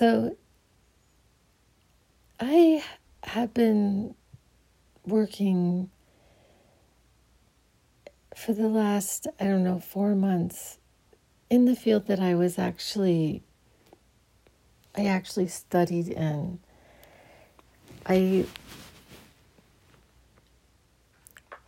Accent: Phoenix, Arizona, United States; I grew up in Phoenix. So I grew up in Phoenix, Arizona.

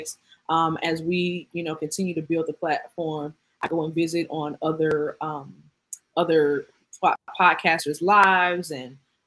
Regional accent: Atlanta, Georgia, United States; I'm from Atlanta

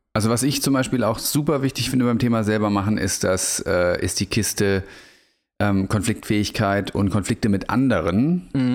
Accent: Germany; moved away as an adult; now in Portugal; als gebürtiger Bundesrepublikaner

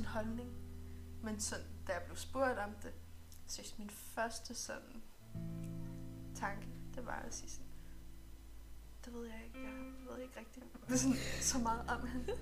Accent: Greenland; vi kommer jo fra Grønland.

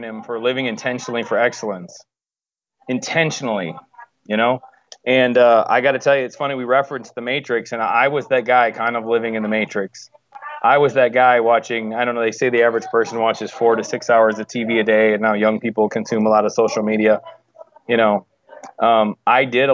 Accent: Wisconsin, United States; moved away; also born or lived in Chicago, Illinois / West Coast; I'm from Wisconsin

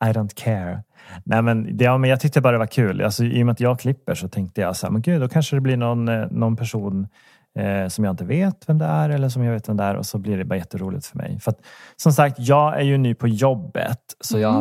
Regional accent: Danderyd, Stockholm County, Sweden; born there; Nej, jag är, jag är född på Danderyd.

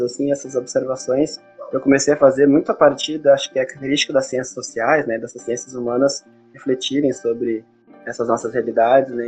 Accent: Santa Maria, Brazil; eu sou aqui de Santa Maria, nascido aqui, embora tenha dado umas viajadas, eu voltei para cá

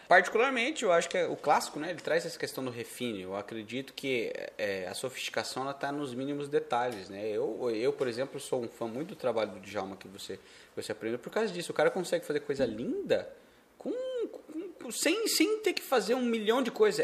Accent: Paraná, Brazil; also born or lived in São Paulo (state); now in São Paulo state, Brazil; Eu aqui sou do Paraná, eu e do Paraná, moramos agora no estado de São Paulo.

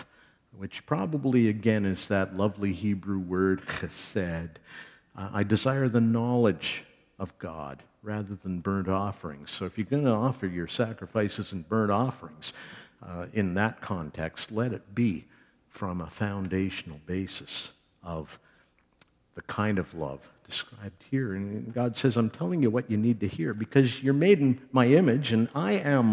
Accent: Canada; we are Canadian evangelical church people

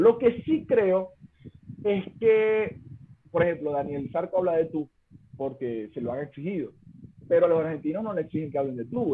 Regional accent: Mene Grande, Zulia, Venezuela; moved away as an adult; now in Chile; en Menegrande se habla así, que es mi pueblito

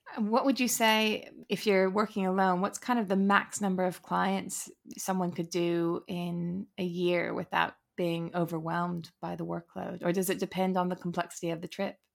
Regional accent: United States; I'm American

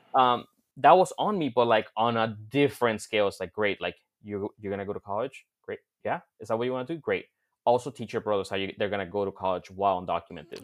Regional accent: Florida, United States; back in my home state of Florida

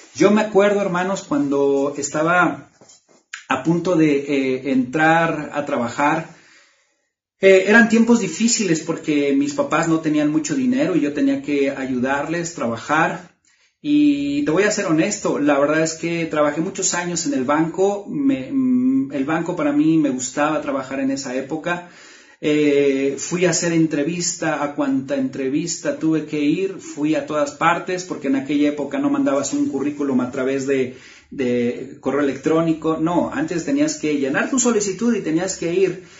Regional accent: Mexico; cuando éramos niños, aquí en México jugábamos las traes

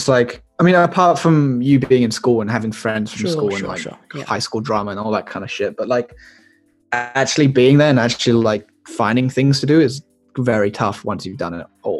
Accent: Malaysia; It's just like, this is just the, just because I'm like Malaysian Chinese.

